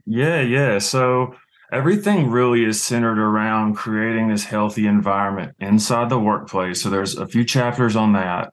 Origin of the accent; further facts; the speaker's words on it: Louisiana, United States; also born or lived in Chicago / San Francisco; now in New England, United States; I was born and raised in Louisiana